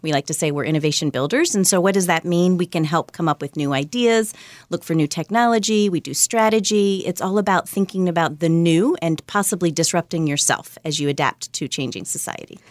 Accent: Virginia, United States; also born or lived in Kentucky; I was born in Kentucky, but I grew up mostly in Virginia.

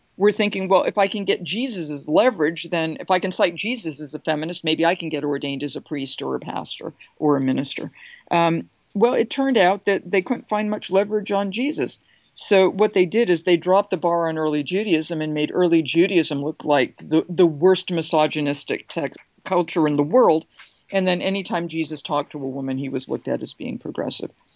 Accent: United States; I'm an American.

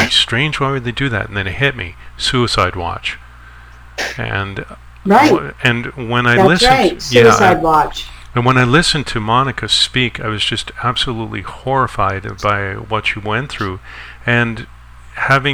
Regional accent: Canada; I'm not an American citizen, I'm from Canada

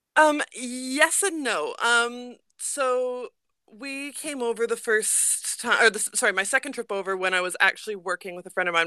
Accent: Edmonton, Alberta, Canada; moved away as an adult; also born or lived in Saskatoon; now in New Zealand; I lived in Edmonton. I was raised there, so I lived in there, lived there from the time I was two. I was born in Saskatoon, but we moved there when I was really little, so I'd say I'm from Edmonton

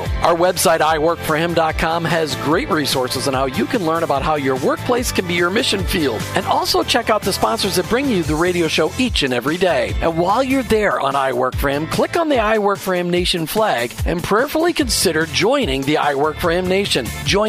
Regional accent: Minnesota, United States; And growing up in Minnesota, I started to realize that there's a lot of people in small town Minnesota that I lived with that went to church just out of obligation.

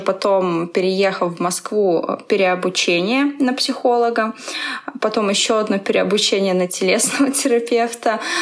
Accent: Belarus; moved away as an adult; also born or lived in Minsk, Belarus; now in Moscow, Russia; Я тоже из Беларуси

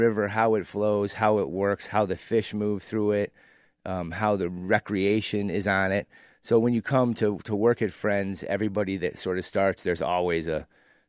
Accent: Lake Orion, Michigan, United States; now in Chicago, United States; I grew up in a place called Lake Orion, Michigan.

